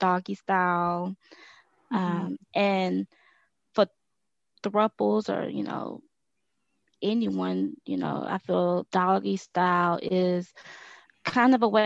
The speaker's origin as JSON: {"language": "English", "region": "Texas", "country": "United States", "said": "I'm from Texas, and I recently started a business"}